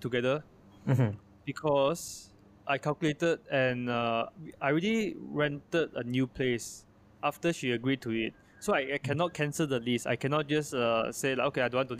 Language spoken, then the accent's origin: English; Malaysia; I am Chinese Malaysian, I'm not American